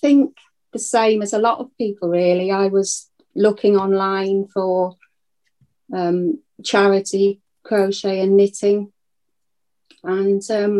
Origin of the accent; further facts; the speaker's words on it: Llandudno, Wales, United Kingdom; moved away as an adult; also born or lived in Essex / Buckinghamshire / London; we grew up in Llandudno and lived, you know, till I was married. And then I moved away with my husband.